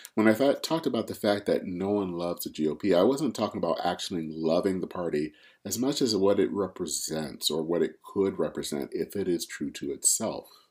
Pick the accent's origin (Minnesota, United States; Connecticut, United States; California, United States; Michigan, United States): Michigan, United States; Flint; my hometown in, of Flint, Michigan